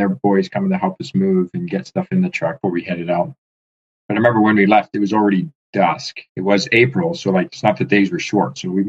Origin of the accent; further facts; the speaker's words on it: Peace River Country, Alberta, Canada; When people ask where I'm from, I say I'm from the Peace River Country.